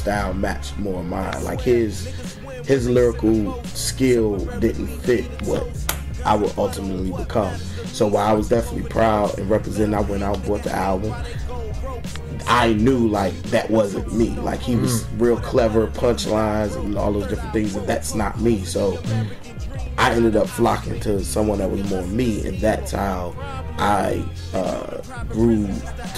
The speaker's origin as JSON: {"language": "English", "region": "Virginia", "country": "United States", "tie": "born or raised there", "said": "I grew up in Virginia"}